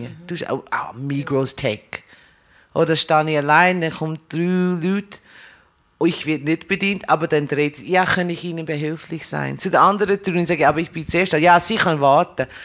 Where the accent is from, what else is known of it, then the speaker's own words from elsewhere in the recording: United States; German is a second language; now in Winterthur, Switzerland; ich bin Amerikaner, aber ich lebe länger in der Schweiz als in den USA